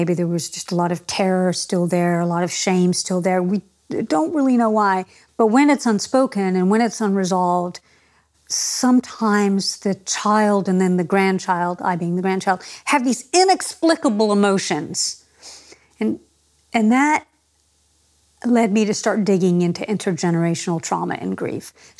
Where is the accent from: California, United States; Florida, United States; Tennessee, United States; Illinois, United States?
California, United States; Los Angeles; moved away as an adult; now in New Zealand; I came from Los Angeles, where there's really large Armenian population